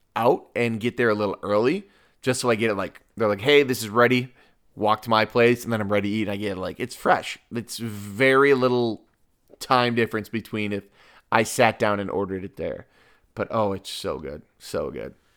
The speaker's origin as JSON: {"language": "English", "town": "Lyons", "region": "Illinois", "country": "United States", "tie": "born or raised there", "said": "I grew up in Lyons"}